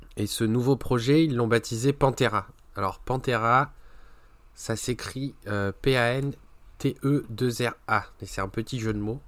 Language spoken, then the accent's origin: French; France; chez nous en France